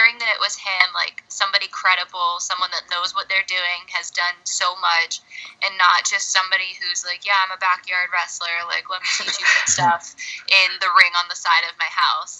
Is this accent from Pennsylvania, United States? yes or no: no; Clearwater, Florida, United States; I was born in Clearwater, still live in this area